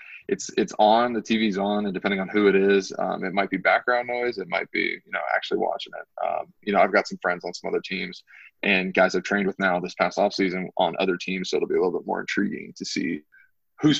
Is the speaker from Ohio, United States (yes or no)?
yes; Youngstown, Ohio, United States; I'm from Youngstown, Ohio. It's an hour away from Pittsburgh. My hometown to Cincinnati is 4.5 hours.